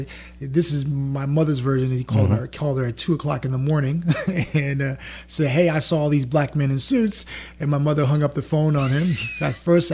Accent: New York, United States; first language French and Creole; English is a second language; moved away as an adult; also born or lived in Atlanta, Georgia; now in Louisiana, United States; I grew up in New York, and you got to imagine me with braids in my hair, baggy jeans, Timberland boots, trying to catch the subway in New York.

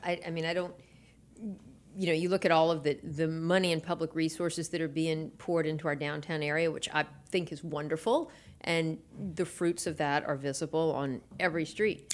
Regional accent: New Orleans, Louisiana, United States; now in Baton Rouge, United States; I was in New Orleans, born and raised there

